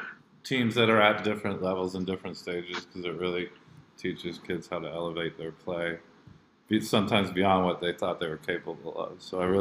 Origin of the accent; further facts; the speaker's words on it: Jakarta, Indonesia; basically when I grew up in Jakarta, Indonesia. I went to Jakarta International School because both my parents are teachers.